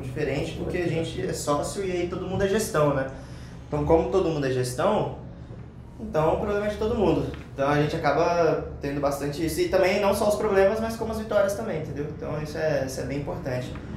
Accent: interior of Espírito Santo, Brazil; now in São Paulo, Brazil; eu sou do interior do Espírito Santo

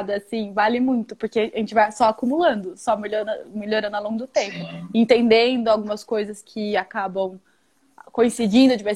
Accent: Mato Grosso do Sul, Brazil; que eu sou de Mato Grosso do Sul.

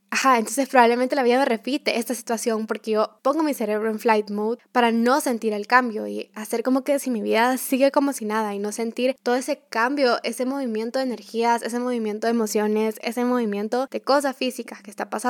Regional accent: Guatemala; also born or lived in El Salvador; desde que yo nací en Guatemala y con mis papás nos fuimos a vivir a El Salvador, de que mis papás se separaron, entonces me fui a vivir donde mis abuelos, luego que me regresé a vivir a Guatemala

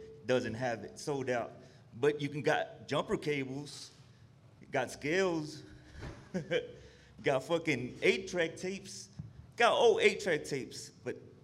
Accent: Dallas, Texas, United States; I'm from West Dallas

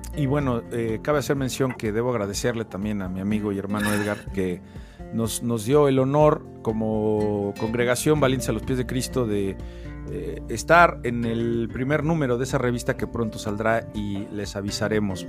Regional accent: Mexico

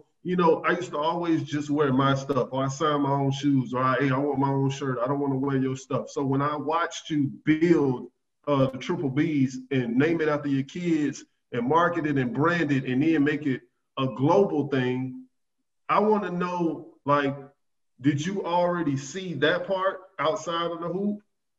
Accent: the South, United States; And I love it that it's in a small market because I'm from the South.

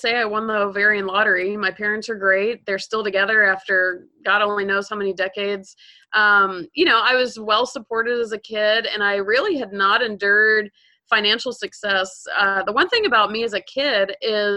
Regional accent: Georgia, United States; moved away as an adult; also born or lived in California; I grew up in Georgia, so I was a Southerner.

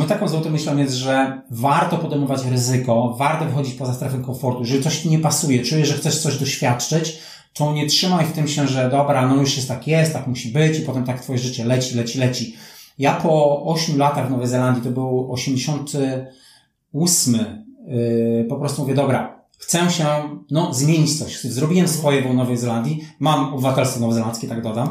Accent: Poland; moved away as an adult; also born or lived in New Zealand / Turkey / Malaysia; 88 wyjechałem z Polski

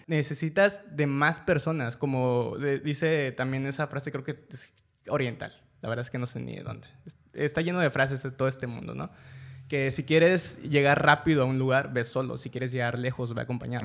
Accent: Mexico; los mexicanos

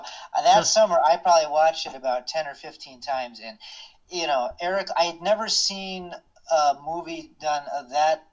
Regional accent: Kalamazoo, Michigan, United States; I'm actually from Kalamazoo, Michigan, and so a lot of people don't even realize Kalamazoo is a real town. It's not fictitious. I grew up there

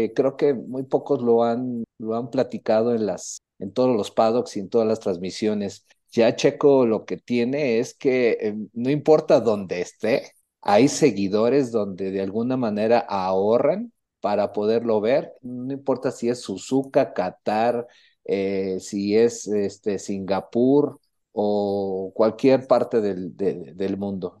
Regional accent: Mexico; nosotros como mexicanos

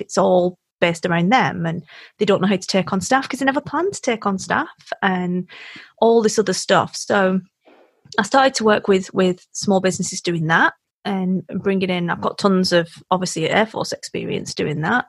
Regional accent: Wigan, North West England, United Kingdom; also born or lived in South Africa; I'm from Wigan.

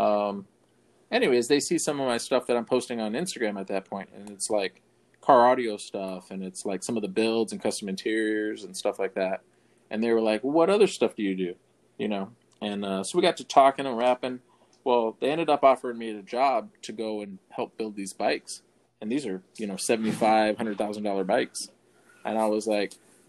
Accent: Phoenix, Arizona, United States; moved away; Originally, I'm from Phoenix

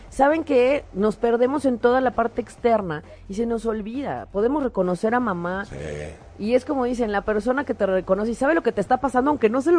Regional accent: Acapulco, Guerrero, Mexico; Desde Acapulco, desde mi, de mi tierra, Acapulco, te mando un ah, saludo.

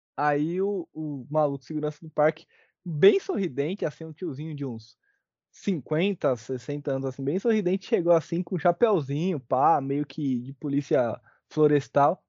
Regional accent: São Paulo, Brazil; also born or lived in North Zone, São Paulo; eu sou do, da Zona Sul, morei antes na Zona Norte

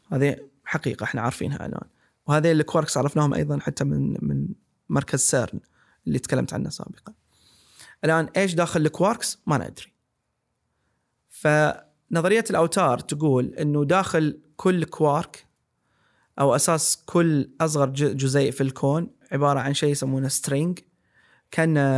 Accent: Saudi Arabia; كسعوديين وكناس المنطقه

